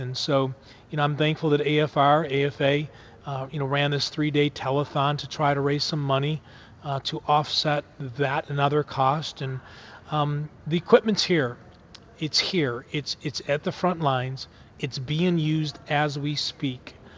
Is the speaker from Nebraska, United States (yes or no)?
no; Buffalo, New York, United States; I'm from Buffalo, New York